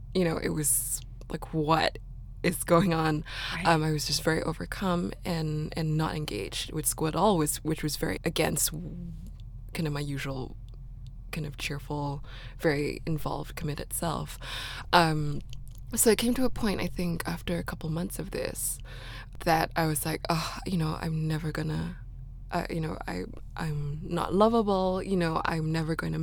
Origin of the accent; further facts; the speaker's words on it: Singapore; I grew up in Singapore. I'm from Singapore